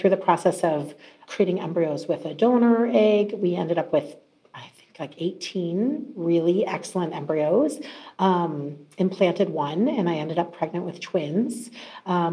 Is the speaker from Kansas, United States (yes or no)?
no; Mesa, Arizona, United States; moved away; grew up in Mesa, Arizona, a long way from where I live now